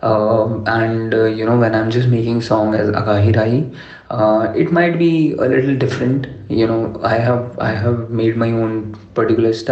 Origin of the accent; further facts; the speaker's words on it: Delhi, India; English is a second language; now in Bangalore, India; I'm from Delhi